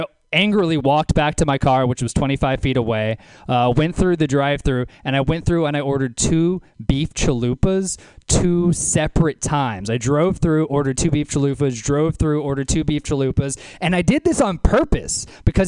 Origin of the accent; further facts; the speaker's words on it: New Orleans, Louisiana, United States; now in San Francisco, United States; my hometown of New Orleans, Louisiana